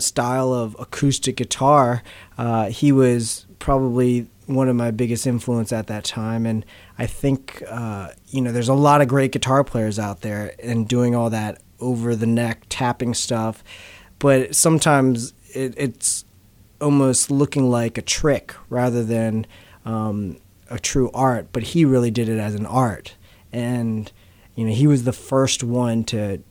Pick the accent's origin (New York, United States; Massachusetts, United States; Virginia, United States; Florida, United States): Virginia, United States; Charlottesville; moved away; I am from Charlottesville